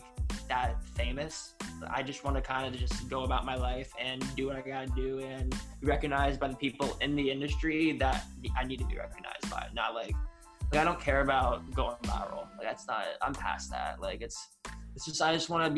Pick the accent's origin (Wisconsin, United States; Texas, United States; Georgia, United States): Georgia, United States; Atlanta; moved away as an adult; also born or lived in Boston / New Jersey; I grew up in Atlanta